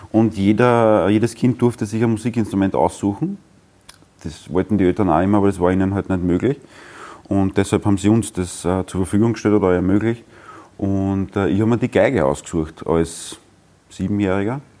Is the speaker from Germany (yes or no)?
no; Brottes, Lower Austria, Austria; also born or lived in Vienna; Geboren bin ich in Wien und aufgewachsen in Brottes im Weinviertel.